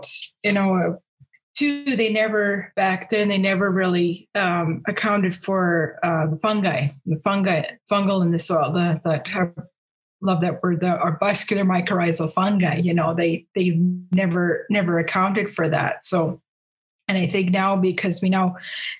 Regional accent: Stettler, Alberta, Canada; I'm from Stettler, Alberta

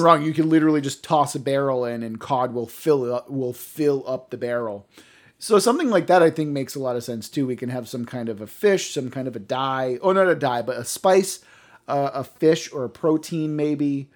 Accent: Cape Cod, Massachusetts, United States; I grew up on Cape Cod

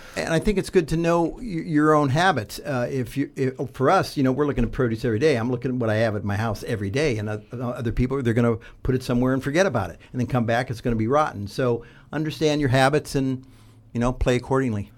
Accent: southeastern Ohio, United States; Growing up in Ohio, uh, southeastern part of Ohio, down by West Virginia and Kentucky

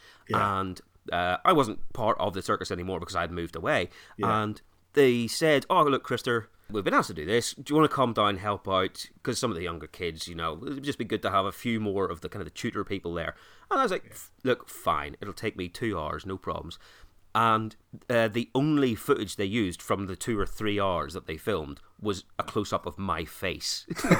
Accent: Ireland; Oh, mate, I'm from Ireland. We were all asked.

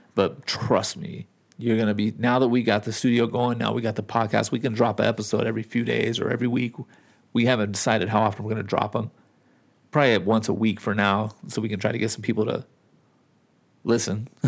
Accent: Southern California, United States; moved away as an adult; now in Nevada, United States; I'm from California and the, and I've lived in Nevada for a long time

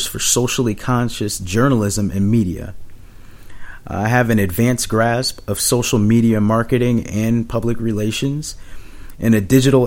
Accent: Springfield, Massachusetts, United States; moved away as an adult; also born or lived in San Antonio, Texas / Biloxi, Mississippi / Charleston, South Carolina / Oklahoma City, Oklahoma; now in Boston, United States; I actually was born and raised in Springfield, Massachusetts.

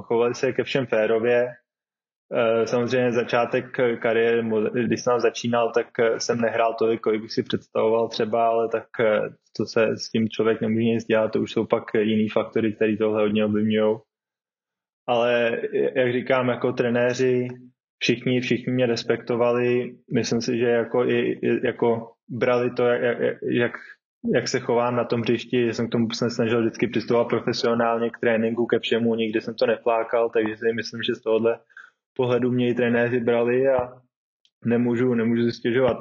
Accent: Czechia; moved away as an adult

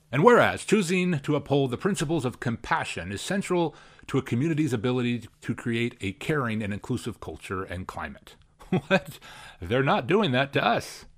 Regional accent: Spokane, Washington, United States; here in my hometown, where I was born and raised

